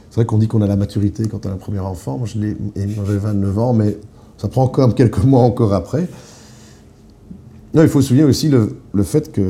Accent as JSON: {"language": "French", "town": "Eupen", "region": "Wallonia", "country": "Belgium", "said": "on vient de Pen. Ah, mais je connais la famille Siou à Eupen. Et effectivement, Eupen, il y a un restaurant chinois, le seul, qui, euh, dont la fille était avec moi en classe."}